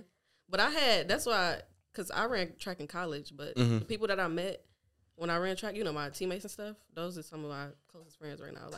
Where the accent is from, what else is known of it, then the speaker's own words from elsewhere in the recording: Ann Arbor, Michigan, United States; I grew up in Ann Arbor, so it's like a bigger city.